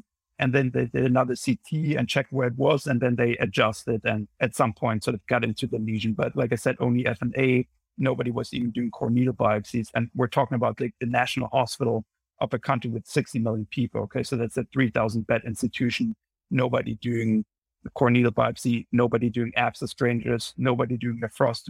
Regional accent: Munich, Bavaria, Germany; moved away as an adult; now in New Haven, United States; I'm originally from Munich in Germany, and I moved over here after medical school in 2015 for my training, and have been here ever since.

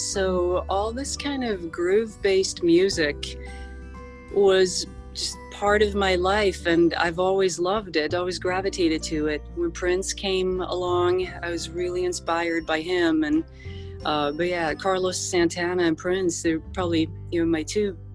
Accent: Sweden; also born or lived in Los Angeles, United States; I was born in Los Angeles, but I grew up in Sweden, because my mom remarried with a Swedish guy. And so I spent much of my upbringing there

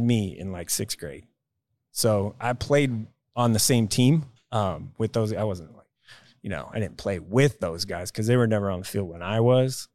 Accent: Tulsa, Oklahoma, United States; I grew up in Tulsa, Oklahoma.

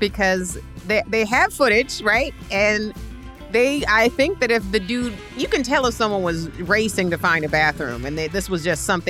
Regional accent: New York City, New York, United States; I'm from Queens. It's where we grew up.

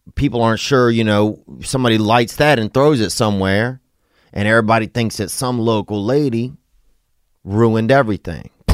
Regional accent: United States; we were from America

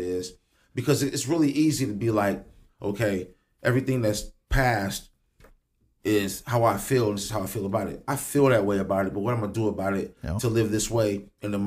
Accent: Springfield, Illinois, United States; I grew up in the John Hay home area

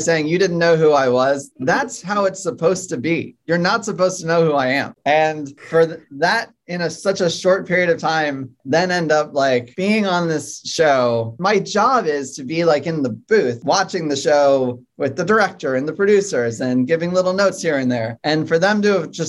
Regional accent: Saratoga Springs, New York, United States; moved away; my hometown where my parents live. It's a horse racing town called Saratoga Springs, upstate New York

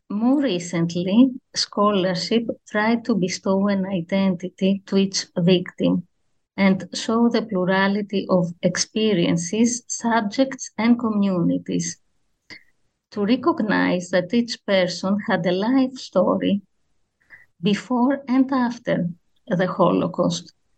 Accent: Athens, Attica, Greece; I grew up in Athens

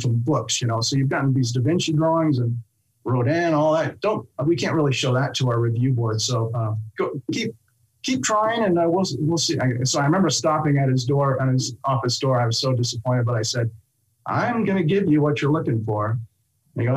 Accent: Huntington Beach, California, United States; when I was a surfer from Huntington Beach

